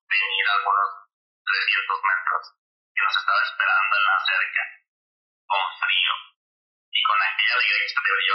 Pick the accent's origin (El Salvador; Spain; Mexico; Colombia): Mexico; Michoacán; now in United States; mi ciudad natal, a la tierra Michoacán